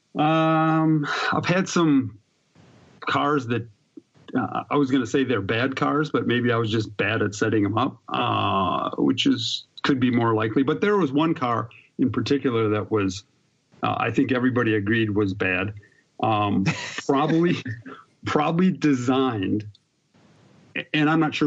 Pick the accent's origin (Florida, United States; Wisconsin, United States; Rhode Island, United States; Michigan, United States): Wisconsin, United States; I grew up in Wisconsin racing go-karts